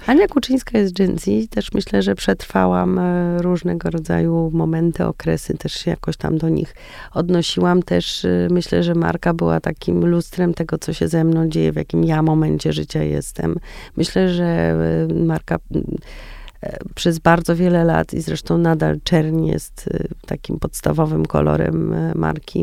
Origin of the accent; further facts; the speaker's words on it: Warsaw, Masovian Voivodeship, Poland; ja jestem warszawianką